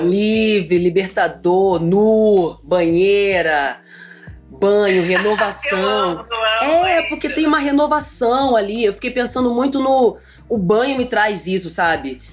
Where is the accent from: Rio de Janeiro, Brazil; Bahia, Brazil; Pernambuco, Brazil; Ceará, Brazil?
Rio de Janeiro, Brazil; Eu sou carioca, ai, eu falo alto